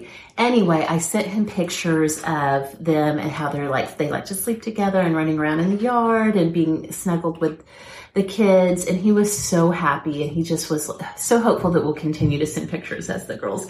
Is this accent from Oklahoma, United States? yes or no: yes; Oklahoma, United States; my dad is from South Texas. I grew up in Oklahoma.